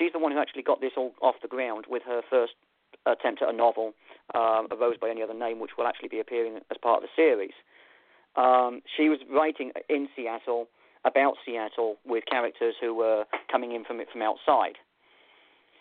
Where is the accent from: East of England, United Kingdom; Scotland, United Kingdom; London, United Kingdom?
London, United Kingdom; now in Alaska, United States; I'm a city boy. I grew up in London.